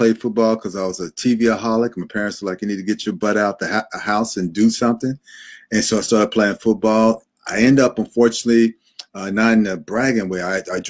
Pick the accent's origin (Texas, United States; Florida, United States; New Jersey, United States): Texas, United States; Austin; Hey, I grew up in Austin, Texas.